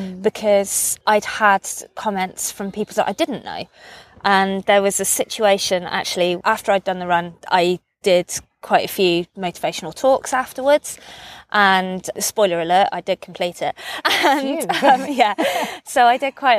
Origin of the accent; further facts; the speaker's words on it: United Kingdom; I grew up on the Offa's Dyke Path